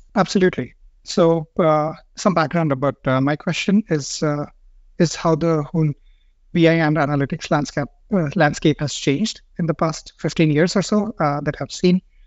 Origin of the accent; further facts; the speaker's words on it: India; moved away as an adult; now in Stockholm, Sweden; I'm from India and I've been living in Stockholm for the past, uh, five years